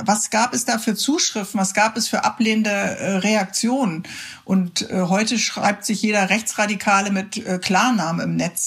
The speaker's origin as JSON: {"language": "German", "town": "Cologne", "region": "North Rhine-Westphalia", "country": "Germany", "said": "als Kölnerin"}